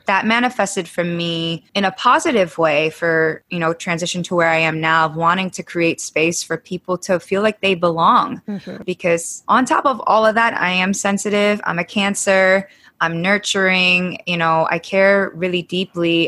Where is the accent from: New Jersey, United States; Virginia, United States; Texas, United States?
Virginia, United States; Falls Church; also born or lived in San Diego, California; we decided to move to Virginia